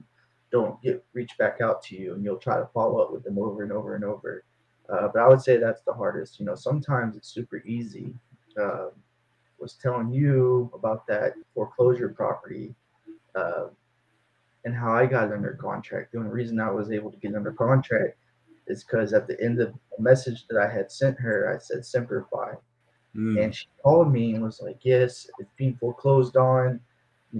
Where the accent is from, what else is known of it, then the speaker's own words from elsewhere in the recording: Denton, Texas, United States; now in Fort Worth, United States; I'm from Denton, Texas, originally. I live in Fort Worth now, Cowtown, they call it